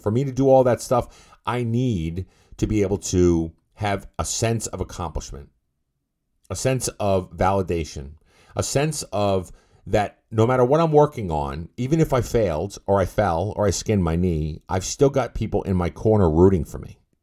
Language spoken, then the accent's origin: English; Massachusetts, United States; I'm from Massachusetts